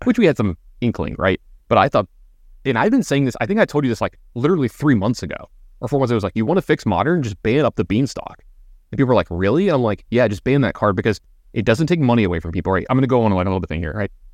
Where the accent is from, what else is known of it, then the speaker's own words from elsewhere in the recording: Baton Rouge, Louisiana, United States; growing up in Baton Rouge